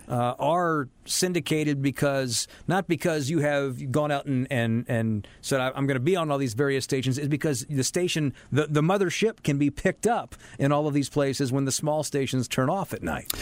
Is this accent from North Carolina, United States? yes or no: yes; Charlotte, North Carolina, United States; I was born and raised here